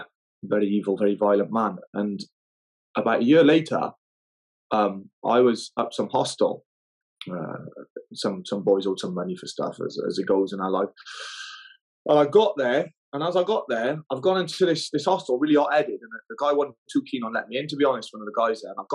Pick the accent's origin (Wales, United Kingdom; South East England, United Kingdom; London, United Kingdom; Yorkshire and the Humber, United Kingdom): Wales, United Kingdom; Newport; moved away as an adult; also born or lived in Nidri; I come from Wales, a place called Newport